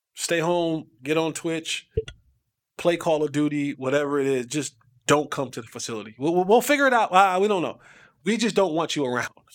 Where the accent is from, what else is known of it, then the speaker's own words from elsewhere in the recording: New Jersey, United States; I am from Jersey. Through and through, it's in my blood